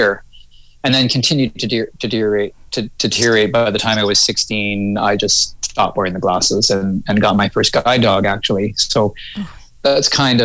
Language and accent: English; Toronto, Ontario, Canada; also born or lived in Mississauga, Ontario / Ottawa / Vancouver; now in Hope, Canada; I was born in Mississauga, Streetsville, Mississauga, and then kind of moved to into Toronto when I was about 8 years old or so